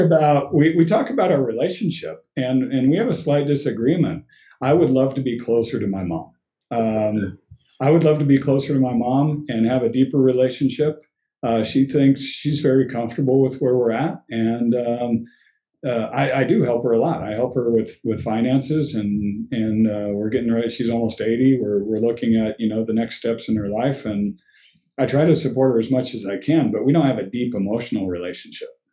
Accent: Colorado, United States; also born or lived in West Germany; I was born and raised. I'm a, I'm a native

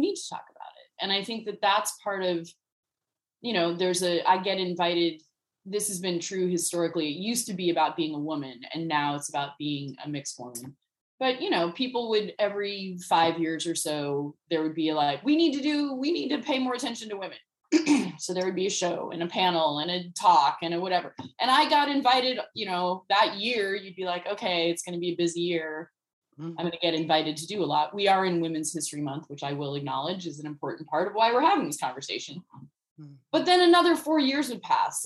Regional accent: United States; born and raised in the United States

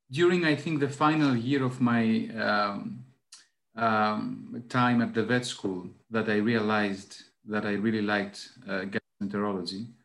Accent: Athens, Attica, Greece; English is a second language; now in Karditsa, Greece; Well, right now I'm in in Karditsa. It's a small uh, town in in Greece. I'm originally from Athens, so I spend half my time in Athens, half my time in uh, Karditsa practically.

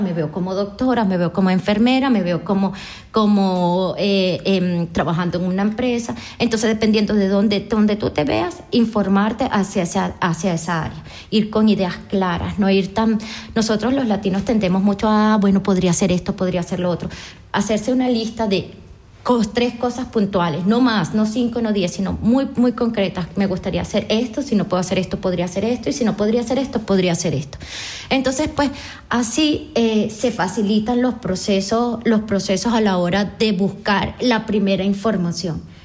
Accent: Araure, Portuguesa, Venezuela; moved away; una venezolana, vengo de Portuguesa, de Araure

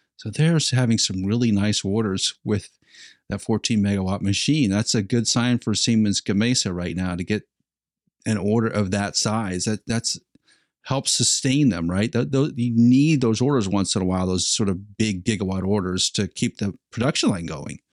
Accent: Nebraska, United States; I'm from Nebraska

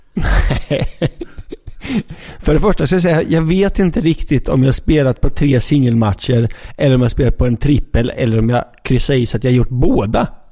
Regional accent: Linköping, Östergötland, Sweden; jag är uppvuxen i Linköping

